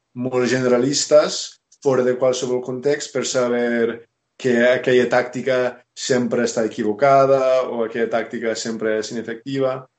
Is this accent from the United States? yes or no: yes; United States; Catalan is a second language; moved away as an adult; also born or lived in Barcelona; now in Catalonia, Spain; soc originalment dels Estats Units